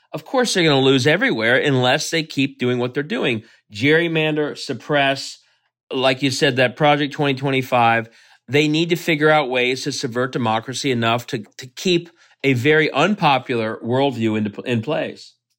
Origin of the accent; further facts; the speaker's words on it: Cincinnati, Ohio, United States; moved away as an adult; also born or lived in Russia; I grew up in Cincinnati.